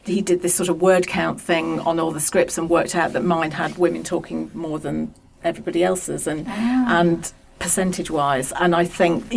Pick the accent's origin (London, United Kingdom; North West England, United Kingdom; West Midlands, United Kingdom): North West England, United Kingdom; Pendle; I come from Pendle